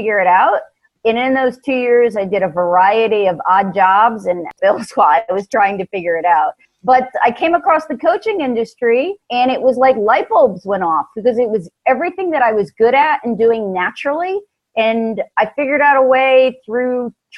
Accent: New York, United States; now in Atlanta, United States; Originally from New York, transplanted to Georgia.

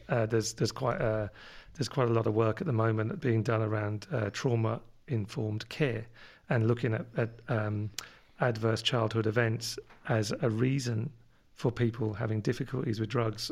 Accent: London, United Kingdom; accent: London; moved away; my London accent comes from living over in London when I was, where I was born.

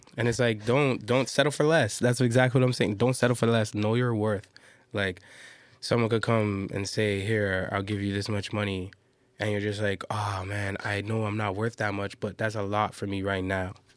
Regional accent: Toronto, Ontario, Canada; I'm from Toronto

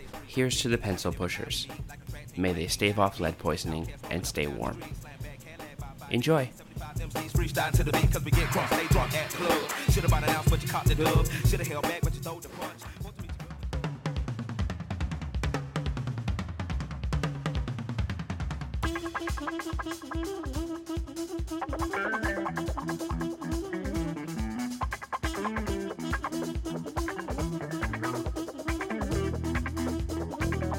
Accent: Canada; now in Australia; I'm from Canada

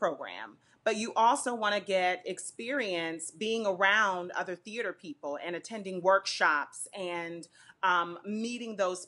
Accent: Florida, United States; I'm from Florida

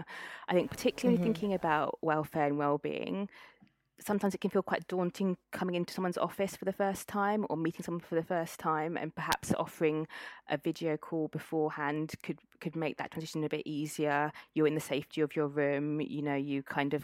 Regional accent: Cambridge, East of England, United Kingdom; So I grew up in Cambridge, returned to Cambridge for this role.

